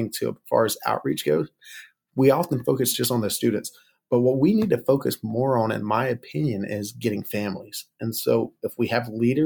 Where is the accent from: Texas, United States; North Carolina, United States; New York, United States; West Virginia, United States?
North Carolina, United States; Monroe; moved away as an adult; now in Lynchburg, United States; I was from Monroe, North Carolina, and I didn't grow up in a Christian home.